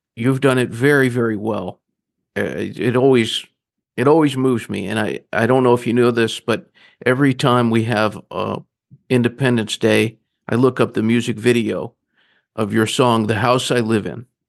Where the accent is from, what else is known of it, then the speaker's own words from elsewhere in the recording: Grand Rapids, Michigan, United States; also born or lived in Northeast Georgia; now in Charleston, United States; I was born in Grand Rapids, Michigan.